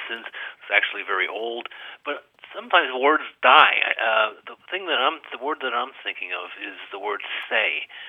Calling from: Swarthmore, Pennsylvania, United States

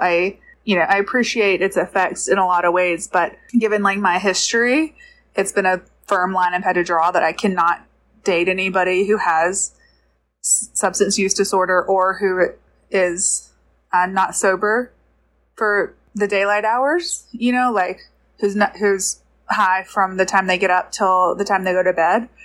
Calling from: Georgia, United States; I'm calling from Georgia

